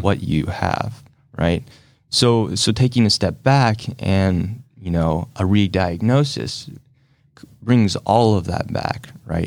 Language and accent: English; Salina, United States; I kinda grew up here in Salina, grew up with my mom